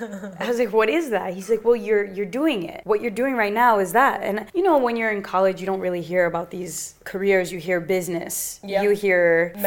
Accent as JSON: {"language": "English", "country": "Brazil", "tie": "born or raised there", "second_language": "English", "said": "I was born in Brazil, you know this. Mm. We share that immigrant story. When I grew up in Brazil, it was the only thing I knew."}